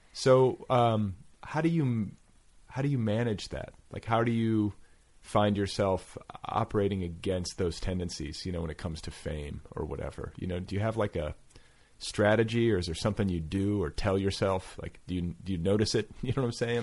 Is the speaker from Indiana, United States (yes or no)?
yes; Indiana, United States; I was raised in Indiana